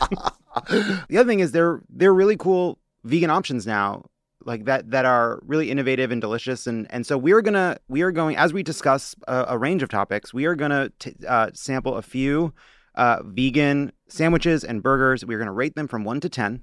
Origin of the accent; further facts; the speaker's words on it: Long Island, New York, United States; I was born on Long Island